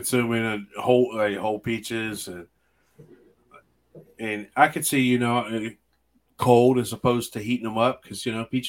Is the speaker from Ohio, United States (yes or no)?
yes; Ohio, United States